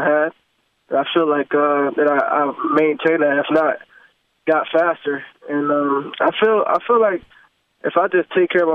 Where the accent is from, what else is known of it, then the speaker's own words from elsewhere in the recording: Florida, United States; I've been training down here in Florida, in my hometown